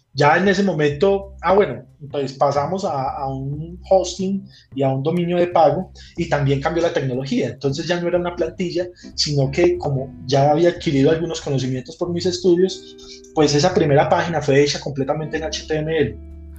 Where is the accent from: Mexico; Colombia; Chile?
Colombia; Manzanares, Caldas; moved away as an adult; also born or lived in Manizales; cuando estaba finalizando mi bachillerato muy temprano en Manzanares